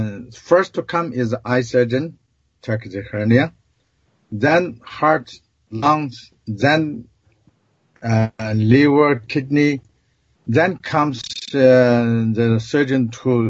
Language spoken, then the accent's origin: English; China; moved away; we grew up in China.